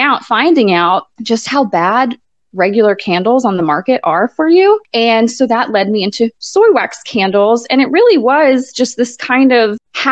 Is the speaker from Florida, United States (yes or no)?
yes; Florida, United States; moved away as an adult; also born or lived in Hartford, Connecticut / South Carolina / Haiti; now in Robesonia, United States; he would happen to be down in Florida in my hometown